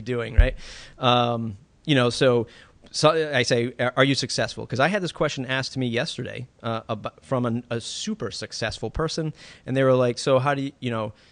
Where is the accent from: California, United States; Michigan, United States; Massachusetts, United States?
Massachusetts, United States; my home state of Massachusetts.